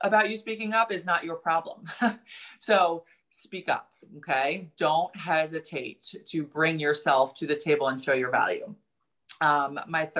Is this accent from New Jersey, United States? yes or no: yes; New Jersey, United States; I'm from New Jersey. I grew up with a mouth a little bit